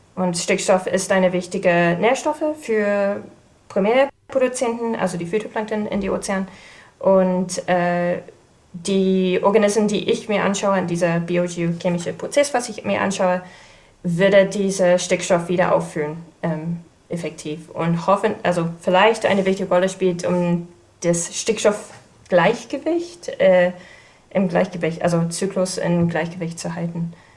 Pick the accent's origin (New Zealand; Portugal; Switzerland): New Zealand; German is a second language; moved away as an adult; now in Kiel, Germany; ich komme ursprünglich aus Neuseeland, aber ich bin in Deutschland wegen der Doktorarbeit gelandet.